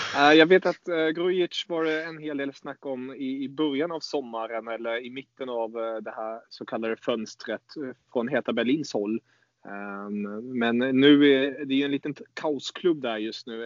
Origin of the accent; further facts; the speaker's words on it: Germany; jag som tysk